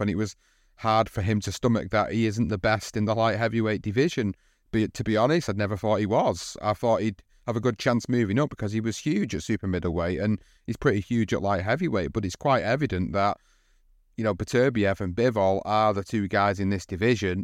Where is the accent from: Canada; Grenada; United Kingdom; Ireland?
United Kingdom